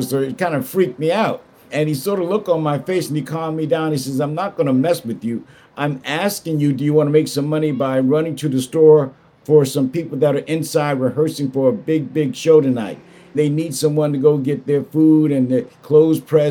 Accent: Mount Vernon, New York, United States; also born or lived in South Bronx, New York; I was born and raised in Mount Vernon, New York

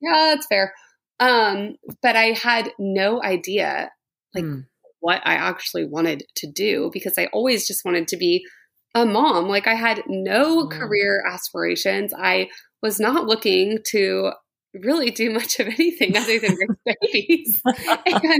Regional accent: San Antonio, Texas, United States; I'm from San Antonio

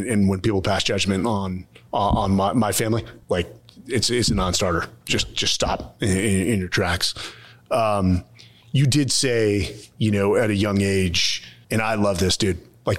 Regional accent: Bay Area, California, United States; I'm from the Bay Area.

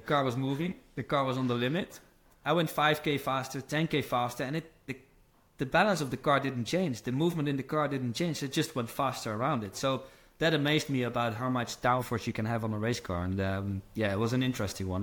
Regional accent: Netherlands; moved away as an adult; also born or lived in America; I'm from Holland

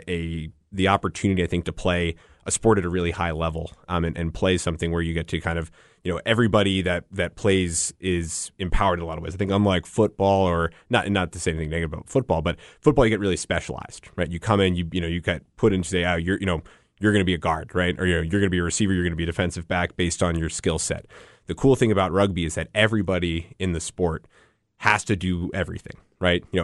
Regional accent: Northeast, United States; I'm I, from the Northeast originally.

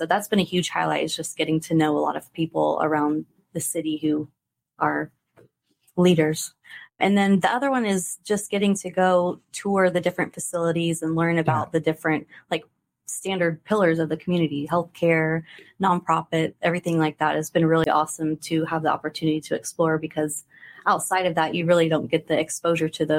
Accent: Buda, Texas, United States; moved away as an adult; also born or lived in Stephenville, Texas / Bastrop, Texas; now in Kerrville, United States; I grew up in Buda

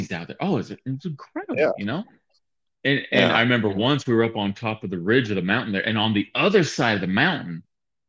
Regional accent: Utah, United States; moved away as an adult; now in Tennessee, United States; We'd been Utahards our whole entire life. Those who don't know, a Utahard is born and raised in Utah.

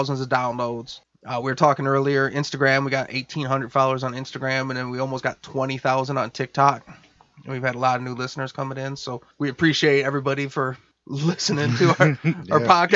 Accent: Detroit, Michigan, United States; we're from Detroit, which is the Midwest

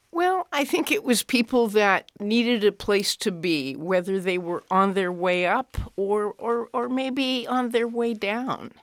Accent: Cheyenne, Wyoming, United States; I grew up in Cheyenne, Wyoming

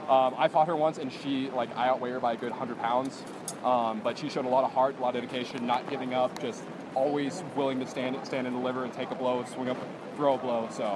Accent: Seattle, Washington, United States; I'm from Seattle

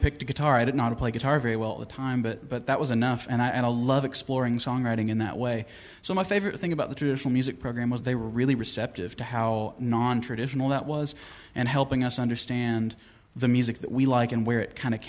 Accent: Van Leer, Kentucky, United States; I'm from Van Leer. It's a really tiny coal town

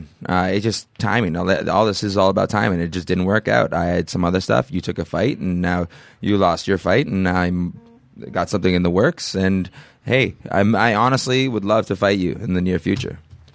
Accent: Canada; I'm Canadian. We're polite, eh?

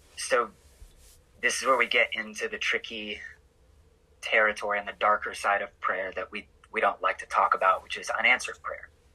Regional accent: Oklahoma, United States; moved away as an adult; also born or lived in Oregon; I am from Oklahoma, born and raised

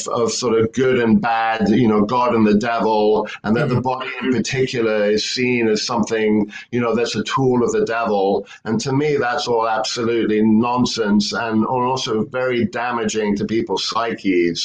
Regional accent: London, United Kingdom; moved away as an adult; now in San Francisco, United States; back in England, where I grew up in London

